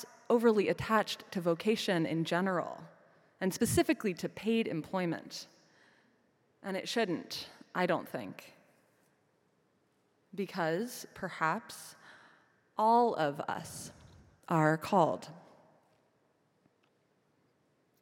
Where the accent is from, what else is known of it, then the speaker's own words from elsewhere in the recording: Midwest, United States; moved away; back in my hometown